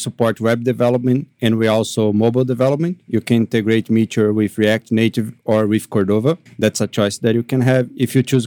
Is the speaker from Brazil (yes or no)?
yes; Brazil; I am from Brazil